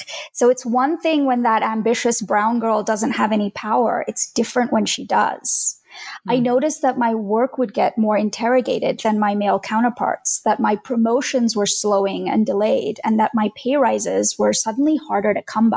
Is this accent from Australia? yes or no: yes; Australia; moved away as an adult; also born or lived in India; now in United States; We moved from India to Australia when I was 9